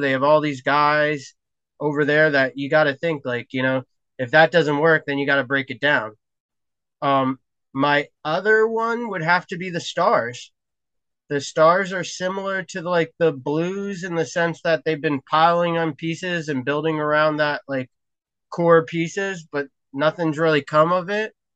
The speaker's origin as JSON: {"language": "English", "region": "New Jersey", "country": "United States", "tie": "born or raised there", "said": "as a kid growing up in New Jersey"}